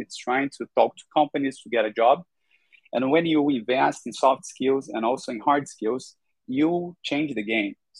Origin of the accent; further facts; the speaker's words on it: Brazil; I'm from Brazil, Latin America